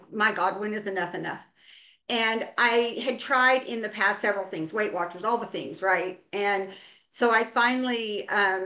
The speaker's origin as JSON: {"language": "English", "region": "Oregon", "country": "United States", "said": "I am from Oregon. I live in the Willamette Valley"}